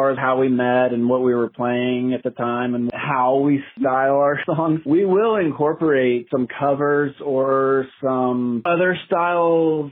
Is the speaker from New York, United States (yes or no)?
no; East Tennessee, United States; moved away as an adult; also born or lived in Texas; growing up in East Tennessee